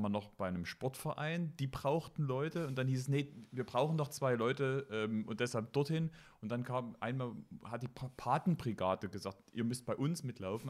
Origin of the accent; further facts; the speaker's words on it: Meissen, Saxony, Germany; Ich habe ja meine Kindheit in Meißen verbracht.